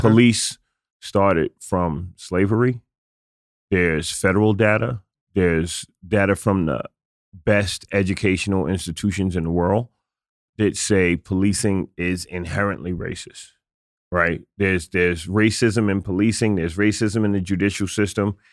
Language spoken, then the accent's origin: English; New York City, New York, United States; I'm a kid from the South Bronx